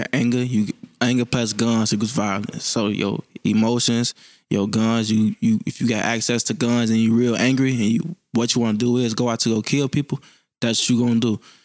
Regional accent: Chicago, Illinois, United States; I'm from Chicago, Illinois, Southside. I grew up on, um, eighty-first and Sangamon

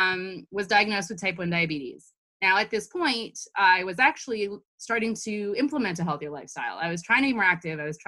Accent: Toronto, Ontario, Canada; I was born and raised in Toronto

